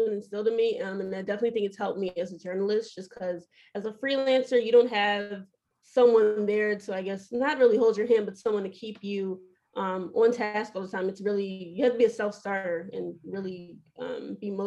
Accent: Baltimore, Maryland, United States; I'm originally from Baltimore, Maryland. I'm born and raised here

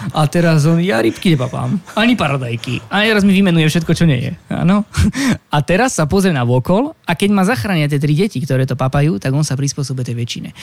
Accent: Slovakia; moved away as an adult; also born or lived in Paris, France

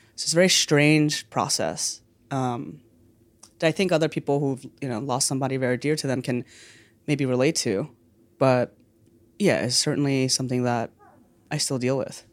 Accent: New York City, New York, United States; I grew up in New York

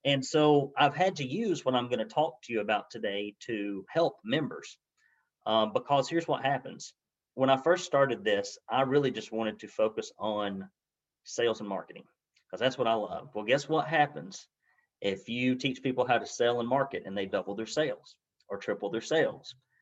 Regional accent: Arab, Alabama, United States; I grew up in Arab, Alabama, you know, kind of dirt poor

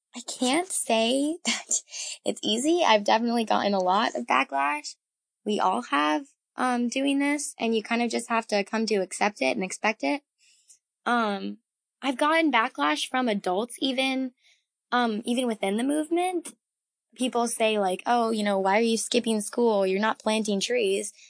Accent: Massachusetts, United States; I'm from Massachusetts, and I've lived here my entire life

